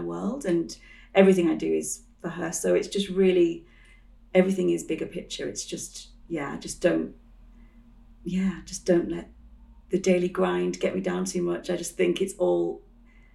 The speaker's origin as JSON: {"language": "English", "region": "Yorkshire and the Humber", "country": "United Kingdom", "tie": "born or raised there", "moved": "yes", "lives_now": "London, United Kingdom", "said": "I grew up in the countryside, well, yeah, North Yorkshire, so it's quite countryside heavy"}